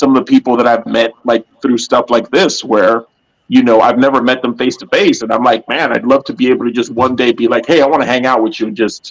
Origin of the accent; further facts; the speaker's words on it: New York, United States; moved away; I'm originally from New York